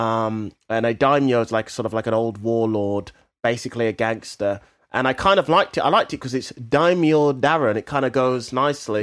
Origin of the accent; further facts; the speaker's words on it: England, United Kingdom; as English people or British people